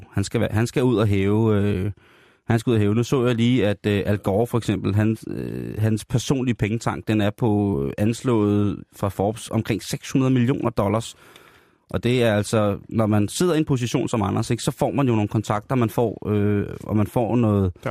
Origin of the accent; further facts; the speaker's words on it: South Korea; Fordi det er jeg, jeg er koreaner.